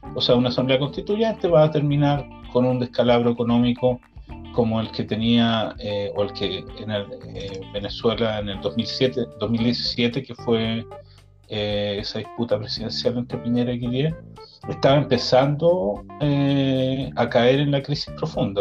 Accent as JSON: {"language": "Spanish", "country": "Chile", "moved": "yes", "said": "como chileno en extranjero tenemos la opción"}